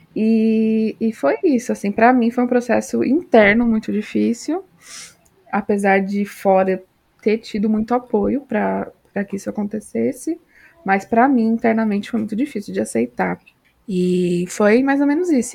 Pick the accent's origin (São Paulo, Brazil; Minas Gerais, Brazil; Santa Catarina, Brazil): São Paulo, Brazil; now in Natal, Brazil; Moro em Natal, Rio Grande do Norte, mas sou paulista